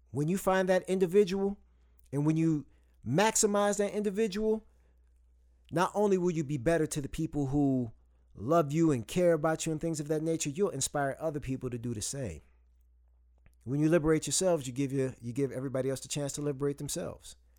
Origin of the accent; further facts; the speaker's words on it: Saginaw, Michigan, United States; I grew up in Saginaw, Michigan